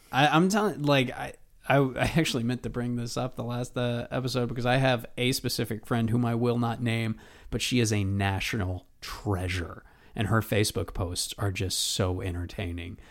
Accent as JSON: {"language": "English", "country": "United States", "said": "I'm an American."}